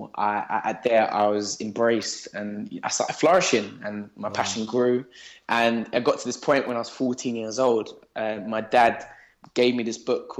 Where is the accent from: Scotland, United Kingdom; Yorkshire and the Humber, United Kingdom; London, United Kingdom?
London, United Kingdom; now in Surrey, United Kingdom; I grew up in Southeast London, and I grew up with my three other cousins and my mum